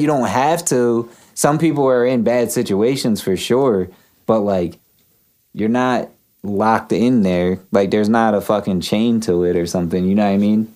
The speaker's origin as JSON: {"language": "English", "region": "Pennsylvania", "country": "United States", "tie": "born or raised there", "said": "being born in Pennsylvania in the U.S."}